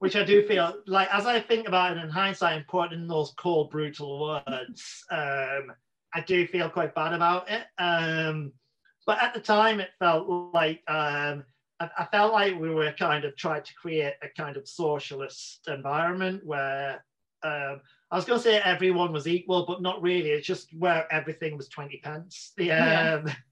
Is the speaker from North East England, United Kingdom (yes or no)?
yes; Newcastle upon Tyne, North East England, United Kingdom; accent: Geordie; moved away as an adult; Newcastle where I'm from, like people think my accent's quite strong.